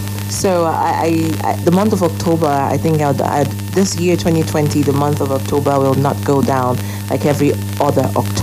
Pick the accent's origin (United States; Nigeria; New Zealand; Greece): Nigeria; it is not only emotional for me as a Nigerian